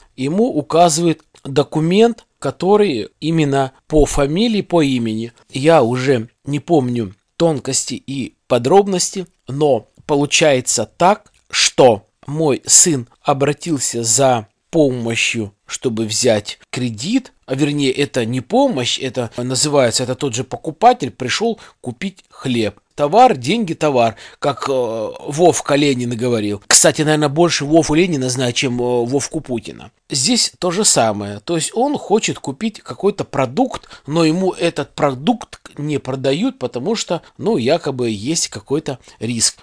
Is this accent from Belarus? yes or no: no; Kyrgyzstan; moved away as an adult; now in Russia; я из Средней Азии